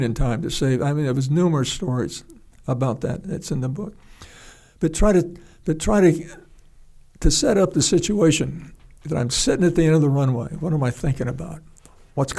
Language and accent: English; United States; I'm an American.